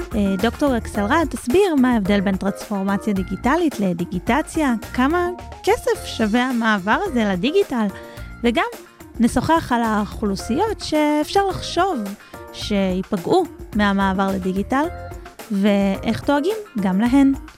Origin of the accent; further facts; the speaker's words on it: Lehavim, Southern District, Israel; אני גדלתי בלהבים, זה בין אה, רהט ללקיה